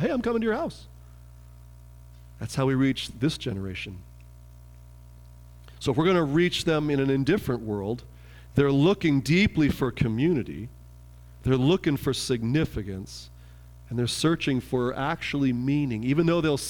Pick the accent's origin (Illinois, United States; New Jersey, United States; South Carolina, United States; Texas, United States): Texas, United States; in my hometown in Texas, there's a ministry called Project Mentor